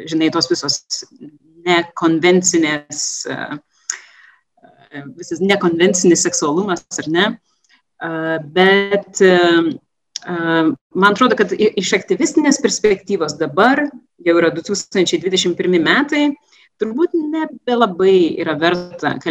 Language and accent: Lithuanian; Lithuania; moved away as an adult; also born or lived in England / Netherlands; esu iš Lietuvos, iš Rytų Europos.